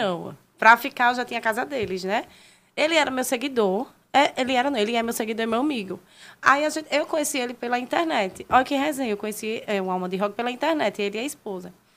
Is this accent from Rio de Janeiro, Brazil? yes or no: no; Maceió, Alagoas, Brazil; moved away as an adult; eu sou de Maceió, Alagoas